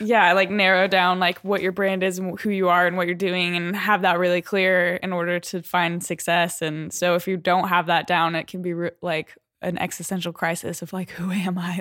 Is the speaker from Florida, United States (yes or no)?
no; Denver, Colorado, United States; moved away as an adult; also born or lived in Waco, Texas; I was born in Denver, Colorado. Grew up in Colorado.